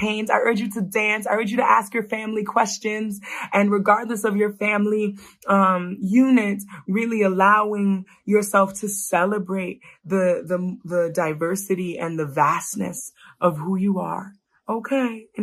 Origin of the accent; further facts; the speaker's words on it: New York, United States; I was raised in New York